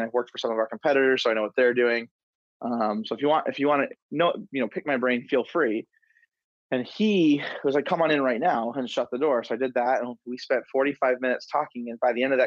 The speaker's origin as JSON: {"language": "English", "town": "Detroit", "region": "Michigan", "country": "United States", "also_born_or_lived": "Denver, Colorado / Grand Rapids, Michigan", "said": "moved from Denver back to Michigan, where I'm from the Detroit area, but I wanted to live in Grand Rapids."}